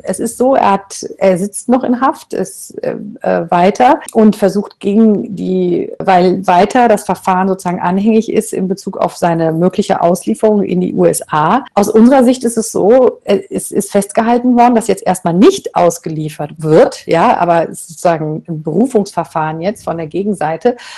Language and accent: German; Germany; bei uns in Deutschland